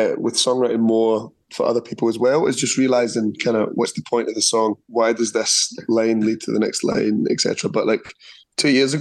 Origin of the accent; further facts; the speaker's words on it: Scotland, United Kingdom; moved away as an adult; now in Zurich, Switzerland; growing up in Scotland and being half Indian was quite rough, to be honest, because I grew up in the 90s